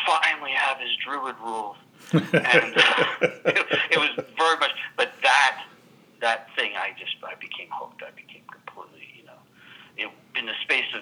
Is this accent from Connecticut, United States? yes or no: no; Philadelphia, Pennsylvania, United States; moved away as an adult; also born or lived in Atlanta; I grew up in Philadelphia